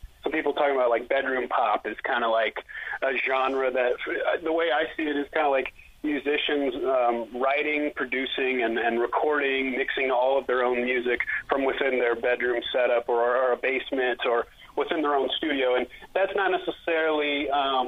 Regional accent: Anchorage, Alaska, United States; now in Denver, United States; I'm from Anchorage, Alaska, and I actually moved, I moved to Denver about 2014.

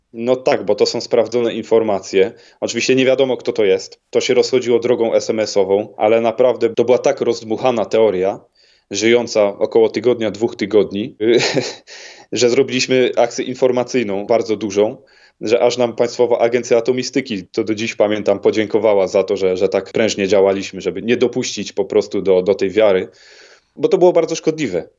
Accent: Ostrów Wielkopolski, Greater Poland, Poland; u siebie w Ostroju Wielkopolskim

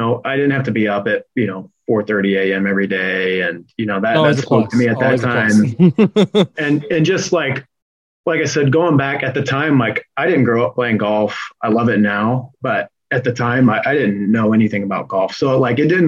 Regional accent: Fort Wayne, Indiana, United States; moved away; my first internship was with a golf course back in my hometown, Fort Wayne Country Club

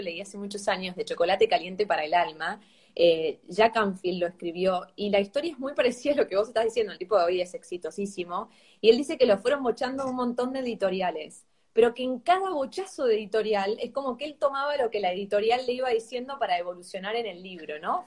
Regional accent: Argentina; somos tres argentinos.

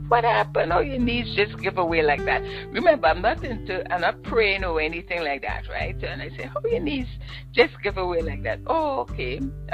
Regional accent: Ottawa, Ontario, Canada; moved away as an adult; I come from Ottawa, and in my growing up days, there wasn't much black people in Ottawa at that time

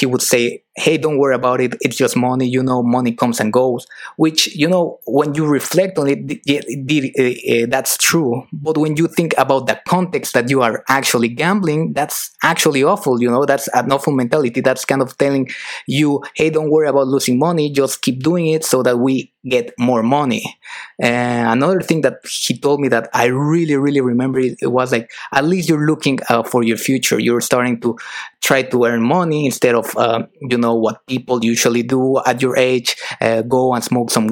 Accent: Mexico; moved away as an adult; also born or lived in United Kingdom / France; I'm originally from Mexico

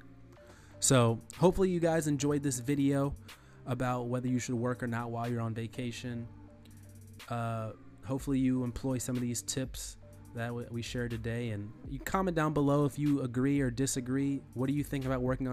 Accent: United States

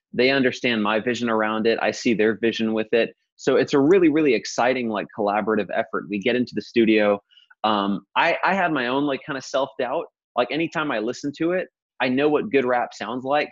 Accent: Modesto, California, United States; I grew up in Modesto

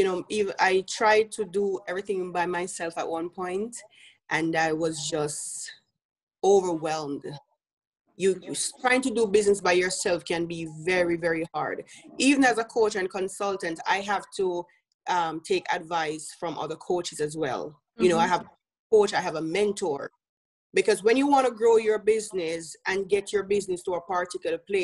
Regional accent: Jamaica; moved away as an adult; now in United States; If you hear my accent, I'm from Jamaica

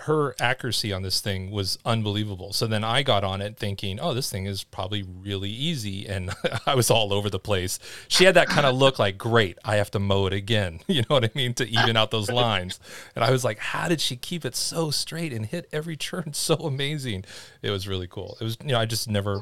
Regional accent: Los Angeles, California, United States; moved away; I'm from Los Angeles. You know, our yards were like 8 foot by 10 foot

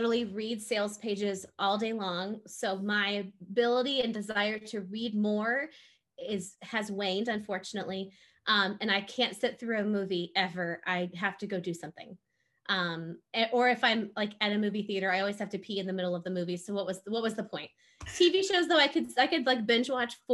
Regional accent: Gulf Coast, United States; I'm from the Gulf Coast area too

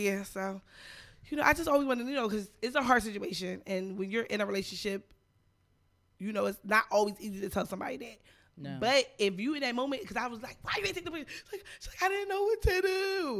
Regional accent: New Jersey, United States; I'm from Jersey.

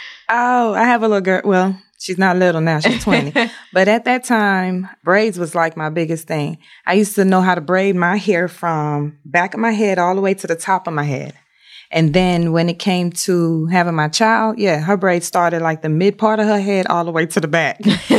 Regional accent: Shreveport, Louisiana, United States; Louisiana, Shreveport.

